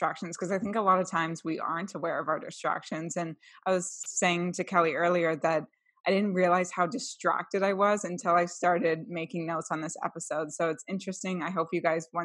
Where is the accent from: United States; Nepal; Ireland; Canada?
Canada; We're two Canadian millennials and minimalists